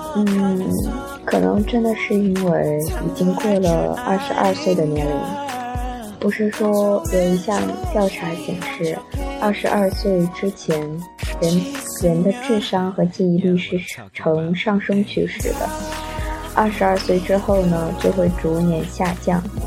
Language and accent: Chinese; northern China, China; 虽然我是北方人